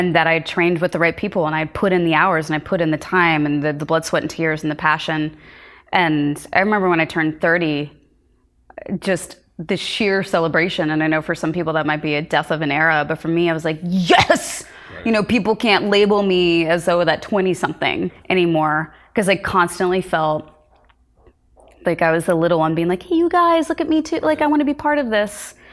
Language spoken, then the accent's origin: English; Lawrence, Kansas, United States; moved away; also born or lived in Princeton, New Jersey; I grew up in Lawrence, Kansas